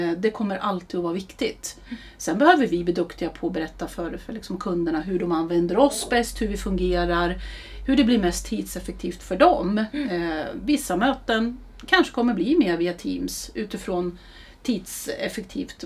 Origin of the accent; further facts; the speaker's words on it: Eskilstuna, Södermanland, Sweden; also born or lived in Härnösand; är en Eskilstuna-tjej. Eh, vi flyttade ner hit min familj från Härnösand när jag skulle börja ettan